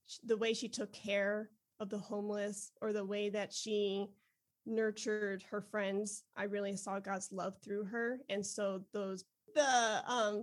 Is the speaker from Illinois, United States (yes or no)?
yes; Westmont, Illinois, United States; now in Texas, United States; I grew up outside of Chicago in the suburbs called Westmont and Downers Grove. And so I'm Chi-Town all the way